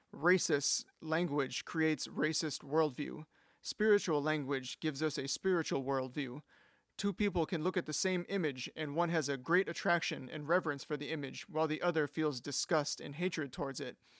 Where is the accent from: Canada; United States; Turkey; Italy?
United States; as an American